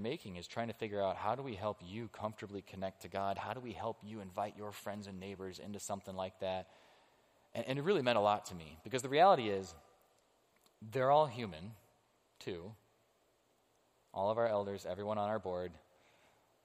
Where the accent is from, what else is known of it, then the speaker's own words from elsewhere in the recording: United States; I am an American